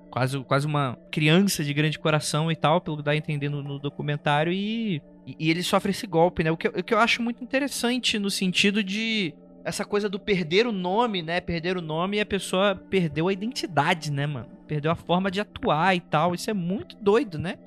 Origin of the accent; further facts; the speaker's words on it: Rio de Janeiro, Brazil; eu nasci no Rio de Janeiro